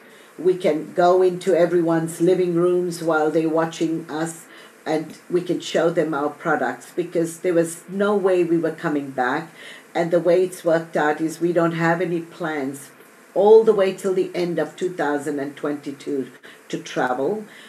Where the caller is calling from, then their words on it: Australia; every week I record and I'm live from Australia and it's Thursday morning for me.